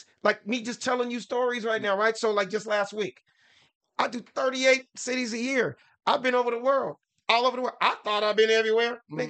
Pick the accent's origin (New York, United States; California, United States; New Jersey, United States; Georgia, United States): California, United States; Los Angeles; I'm a nigga from South Central LA.